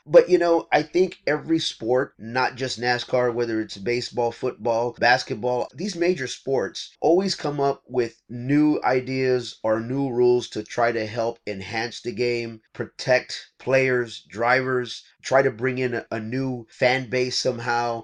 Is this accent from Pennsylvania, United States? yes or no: no; Texas, United States; We are in my home state of Texas.